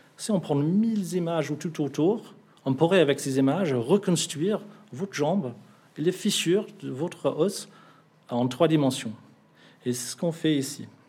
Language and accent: French; England, United Kingdom; French is a second language; now in Bordeaux, France; Je suis anglais